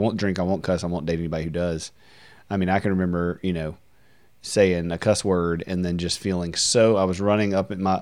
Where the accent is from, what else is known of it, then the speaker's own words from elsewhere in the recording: Deville, Louisiana, United States; I grew up in DeVille, Louisiana, which is a really country town, small town, Southern Baptist